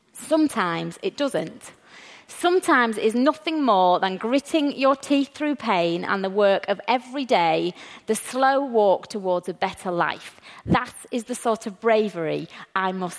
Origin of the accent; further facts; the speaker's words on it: England, United Kingdom; We English people